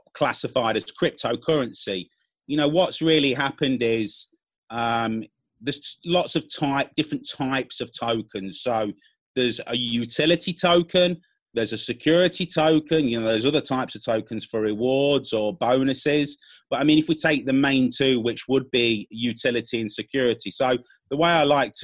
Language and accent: English; United Kingdom; also born or lived in Spain / Latin America; I'm from the UK, you can tell by my accent